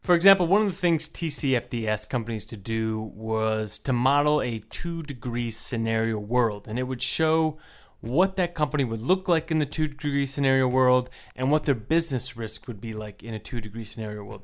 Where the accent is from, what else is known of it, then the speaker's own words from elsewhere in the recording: United States; I'm American